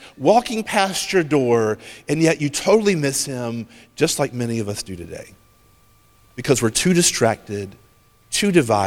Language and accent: English; Horry County, South Carolina, United States; I'm from Horry County